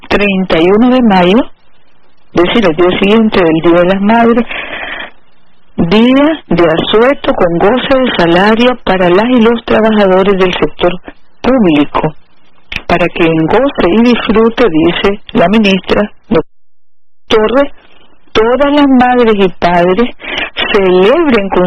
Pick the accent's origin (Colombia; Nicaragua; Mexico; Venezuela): Nicaragua; aquí somos los nicaragüenses, hijos de Darío, hijos de Sandino